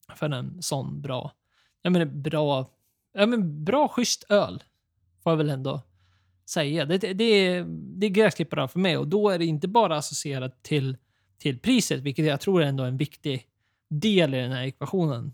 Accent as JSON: {"language": "Swedish", "country": "Sweden", "said": "vi är svenskar"}